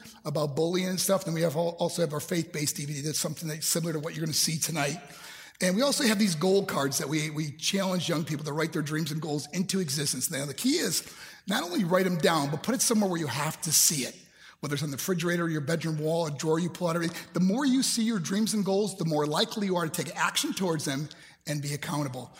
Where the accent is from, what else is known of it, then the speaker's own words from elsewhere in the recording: New York, United States; also born or lived in Colorado Springs, Colorado; my hometown in New York